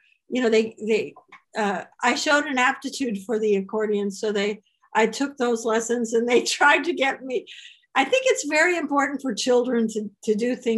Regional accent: Chicago, Illinois, United States; moved away; I am from Chicago

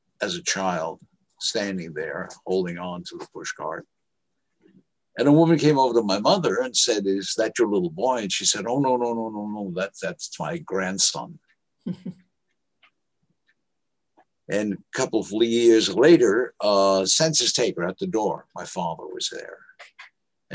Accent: New York City, New York, United States; also born or lived in Monticello, New York; I was raised in Harlem, 111th Street

